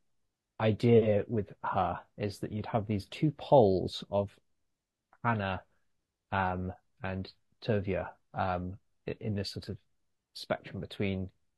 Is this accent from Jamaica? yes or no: no; London, United Kingdom; also born or lived in New York; I grew up in West London